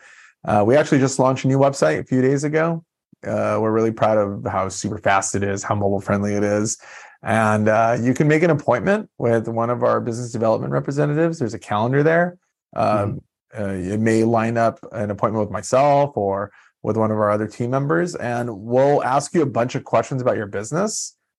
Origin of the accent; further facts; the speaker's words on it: Guayaquil, Guayas, Ecuador; moved away; I was born in Guayaquil, so know a lot about Ecuador